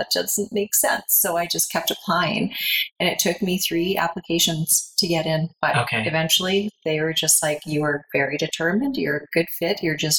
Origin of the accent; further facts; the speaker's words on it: Red Deer, Alberta, Canada; moved away as an adult; also born or lived in Calgary; now in Canmore, Canada; So I was born in Calgary, and I was there till I was about 4, moved to Red Deer. So I am from the lowly town of Red Deer.